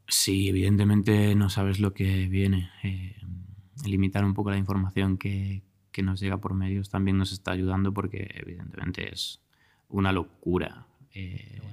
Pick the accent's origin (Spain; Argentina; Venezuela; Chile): Spain; Galicia; moved away as an adult; also born or lived in Barcelona; yo soy gallego